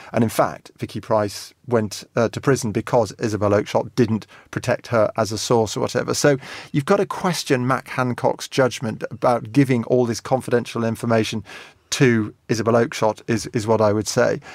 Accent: England, United Kingdom; I'm English

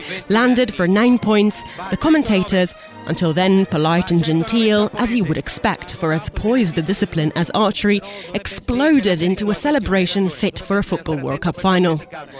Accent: Italy; turns out 2004 was a great year to be following Team Italy's efforts on our national broadcaster Rai. My home country ended up in a respectable 8th place in the table with 32 medals won, 10 of which gold.

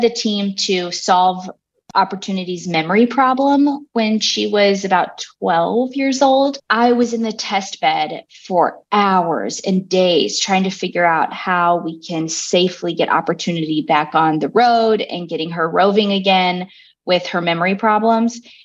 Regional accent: Fredericksburg, Texas, United States; Growing up in Fredericksburg, Texas

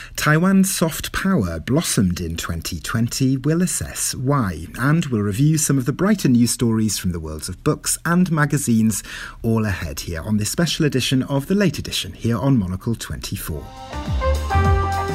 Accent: Wales, United Kingdom; first language Welsh; English is a second language; now in Toronto, Canada; my mother tongue there, Welsh

